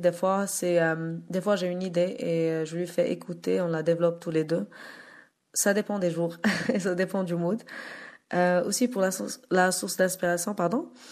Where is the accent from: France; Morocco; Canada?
Morocco; je suis africaine, je suis marocaine